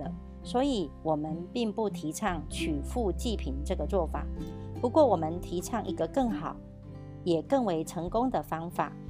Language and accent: Chinese; Miaoli County, Taiwan